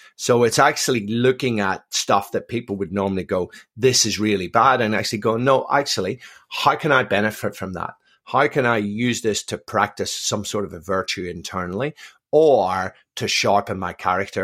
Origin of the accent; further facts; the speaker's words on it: Belfast, Northern Ireland, United Kingdom; born and raised in Belfast, um, um, from a mixed marriage